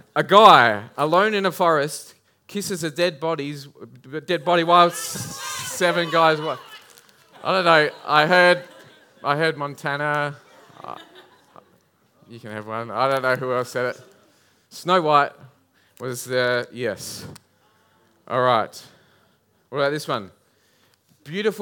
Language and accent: English; Adelaide Hills, South Australia, Australia; I grew up in the Adelaide Hills